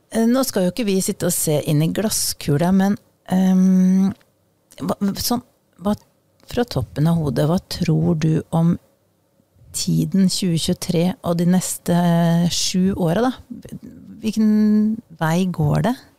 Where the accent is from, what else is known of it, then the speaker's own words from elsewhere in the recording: Eastern Norway, Norway; accent: østlending (Eastern Norwegian); jeg er østlending